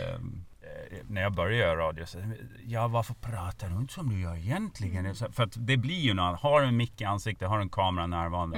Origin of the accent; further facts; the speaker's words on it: Norrlanda, Gotland, Sweden; accent: Gotlandic; moved away as an adult; also born or lived in Lund / Kalix; now in Stockholm, Sweden; där jag är uppväxt i Norrlanda